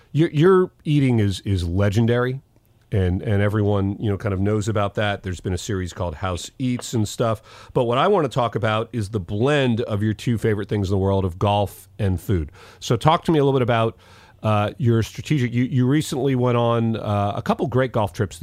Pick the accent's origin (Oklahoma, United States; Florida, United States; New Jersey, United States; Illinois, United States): Florida, United States; moved away; also born or lived in Syracuse, New York; growing up in Florida